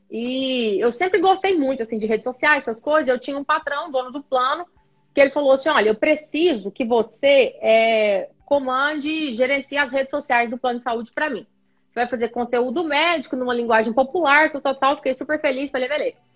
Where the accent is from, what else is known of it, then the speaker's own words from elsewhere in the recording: Goiás, Brazil; also born or lived in Goiânia; Então, eu sou do interior de Goiás, né, da cidade de Goiás, patrimônio histórico da humanidade pela Unesco. Conheçam a cidade de Goiás. E aí eu vim para Goiânia no final do ensino médio para poder prestar vestibular, estudar, fazer faculdade.